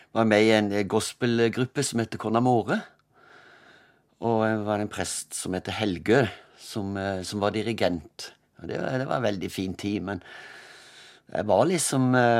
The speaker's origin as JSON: {"language": "Norwegian", "town": "Kristiansand", "region": "Agder", "country": "Norway", "tie": "born or raised there", "also_born_or_lived": "Søgne", "said": "jeg er født i Søgne utenfor Kristiansand"}